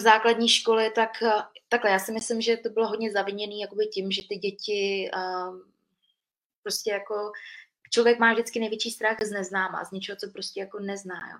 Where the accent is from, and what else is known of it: Příbram, Central Bohemian Region, Czechia; born or raised there; moved away as an adult; also born or lived in Vietnam; now in Prague, Czechia